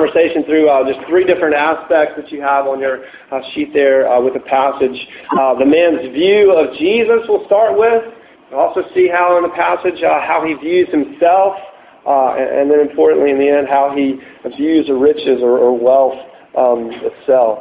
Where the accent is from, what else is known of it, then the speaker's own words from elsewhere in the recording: United States; an American living in today's culture